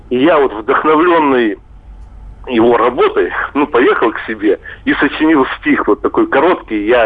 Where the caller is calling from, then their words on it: Chelyabinsk, Chelyabinsk Oblast, Russia; я хотел из Челябинска попасть к вам на конференцию в Воронеж.